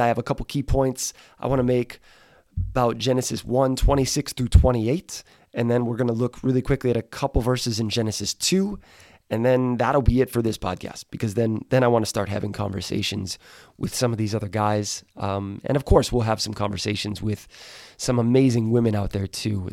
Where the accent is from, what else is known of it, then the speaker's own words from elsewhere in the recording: right outside of Milwaukee, Wisconsin, United States; I grew up in Wisconsin, right outside of Milwaukee.